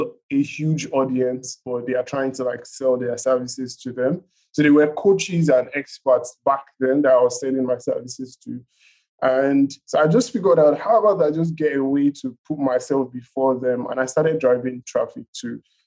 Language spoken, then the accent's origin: English; Nigeria; being a Nigerian